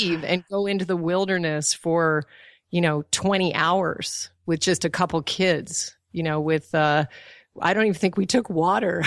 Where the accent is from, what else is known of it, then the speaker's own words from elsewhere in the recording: Alaska, United States; also born or lived in Colorado; was born in Colorado, but I was raised in Alaska